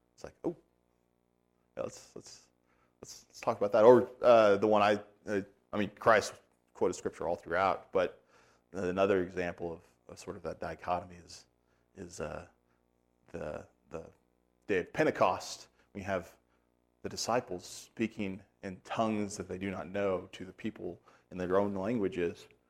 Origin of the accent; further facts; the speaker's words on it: United States; As an American